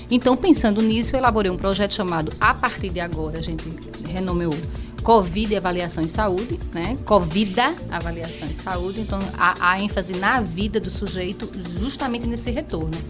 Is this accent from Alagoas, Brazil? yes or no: yes; Penedo, Alagoas, Brazil; eu sou alagoana, mas penedense com muito orgulho, viu?